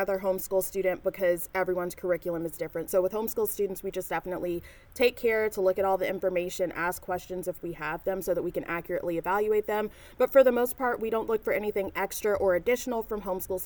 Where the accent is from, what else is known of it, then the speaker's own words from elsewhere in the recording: Nashville, Tennessee, United States; I'm born and raised in Nashville